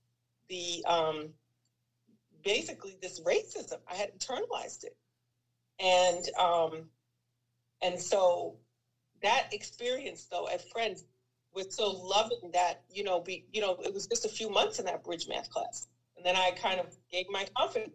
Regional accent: Roosevelt, New York, United States; also born or lived in St. Albans, Queens, New York; I was born and raised in St. Albans, Queens, then in Roosevelt, Long Island

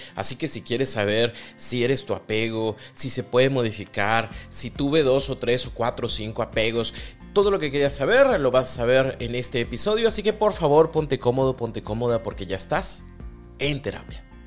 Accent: Mexico; Yo soy mexicano

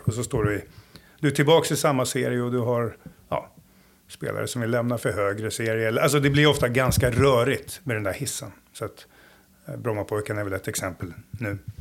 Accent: Stockholm, Stockholm County, Sweden; moved away as an adult; now in Jönköping, Sweden; Jag är ju från Stockholm från början. En förort, Jakobsberg, Söderhöjden.

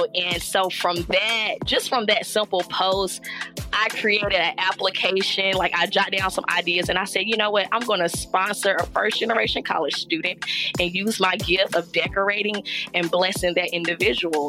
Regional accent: Charlotte, North Carolina, United States; I am from Charlotte, North Carolina, 704

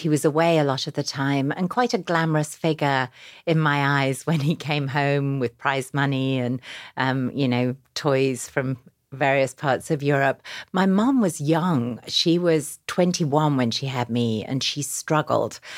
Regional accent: Yorkshire and the Humber, United Kingdom; now in New York, United States; I grew up, uh, in a small town in Yorkshire in England

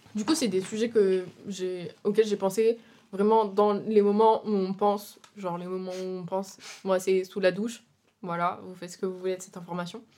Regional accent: France; moved away as an adult; now in Brussels, Belgium; je suis française. Euh, j'ai déménagé, euh, pour faire mes études, études de cinéma.

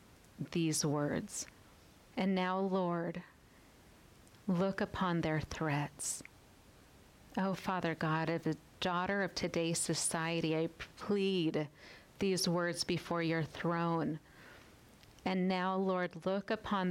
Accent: United States; as American women

